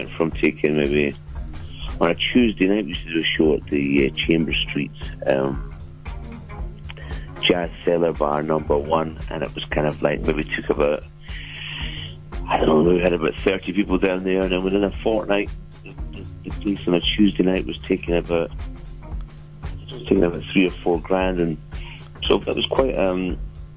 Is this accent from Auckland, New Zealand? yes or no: no; Dunedin, Otago, New Zealand; moved away; also born or lived in United Kingdom; I grew up in Dunedin